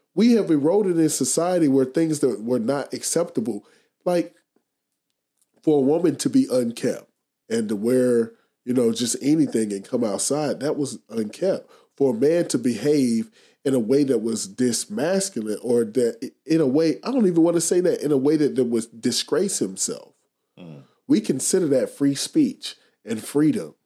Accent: United States; we have to really evaluate ourselves as an American society

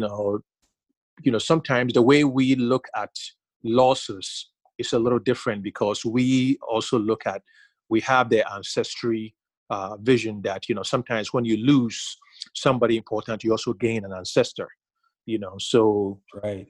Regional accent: Ghana; growing up in Ghana

